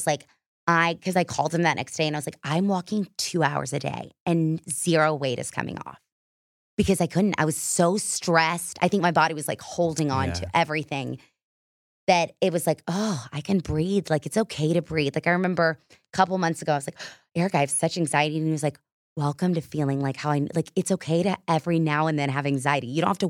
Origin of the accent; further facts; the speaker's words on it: Texas, United States; that was, like, a fail growing up in Texas.